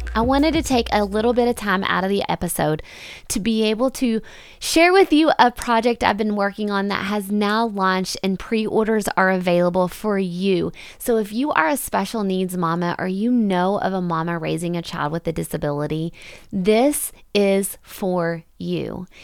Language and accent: English; Owensboro, Kentucky, United States; here in my hometown of Owensboro, Kentucky